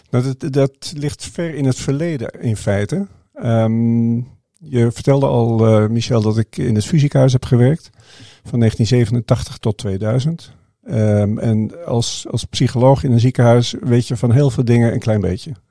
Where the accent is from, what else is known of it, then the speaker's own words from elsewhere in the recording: Indonesia; born there; Maar ik ben de zoon van een zendeling. En ik ben in Indonesië geboren. Mijn, mijn vader was zendingsarts.